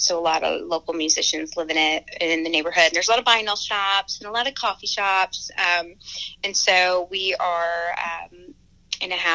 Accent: Honesdale, Pennsylvania, United States; my hometown Honesdale is like. It's like 4,000 people and small, and it's, you know, rural, so it's very woodsy

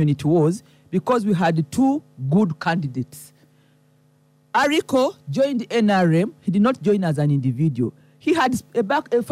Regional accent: Soroti, Eastern Region, Uganda; I'm from Soroti

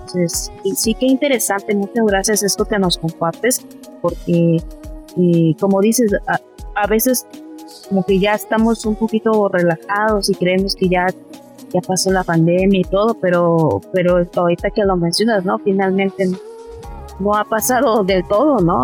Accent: Mexico

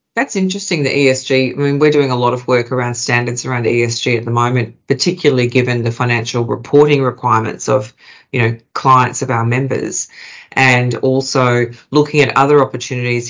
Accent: Queensland, Australia; now in Melbourne, Australia; I'm a Queenslander that's moved to Melbourne.

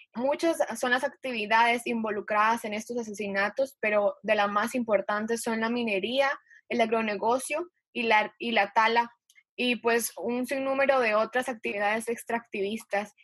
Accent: Ecuador; moved away as an adult; now in Costa Rica; soy ecuatoriana, pero ahora vivo en Costa Rica, entonces tengo como dos perspectivas bastante diferentes en este momento. Y en Ecuador he crecido

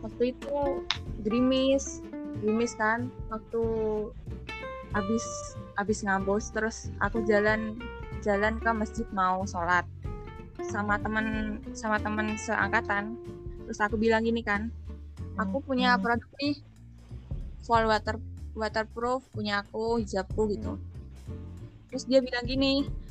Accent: Pati, Central Java, Indonesia; Aku dari Pati, Jawa Tengah

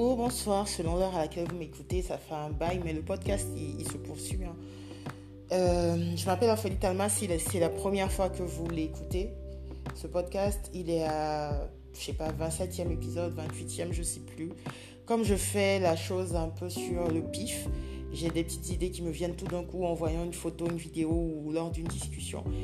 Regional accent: Côte d’Ivoire; je vis en Côte d'Ivoire, je suis ivoirienne

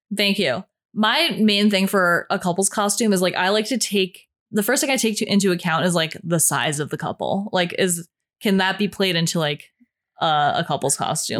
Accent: Slovakia; moved away; my home country, Slovakia

